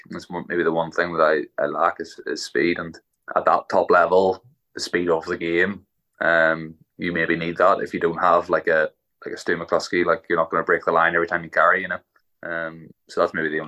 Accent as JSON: {"language": "English", "area": "Ulster", "region": "Northern Ireland", "country": "United Kingdom", "tie": "born or raised there", "said": "growing up as a Ulsterman"}